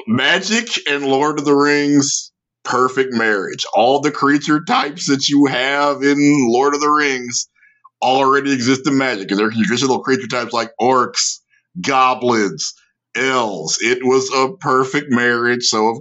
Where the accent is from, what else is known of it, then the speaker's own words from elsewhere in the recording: Louisiana, United States; accent: Southern; Because I'm from North Louisiana, so I basically sound like I'm from Texas. North Louisiana exactly. And Texas are pretty much the same accent.